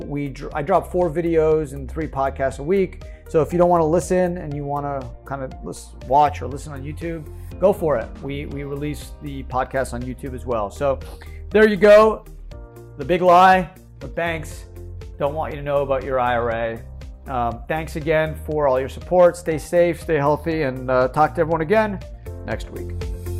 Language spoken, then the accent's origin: English; United States; as an American